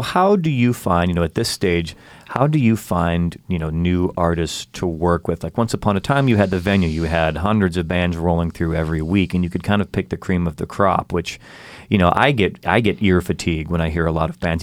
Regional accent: Chicago, Illinois, United States; moved away; I'm from Chicago

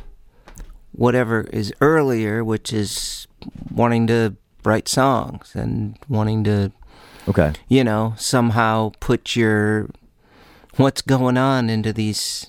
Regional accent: Midwest, United States; I grew up in the Midwest, and that was cold this time of year.

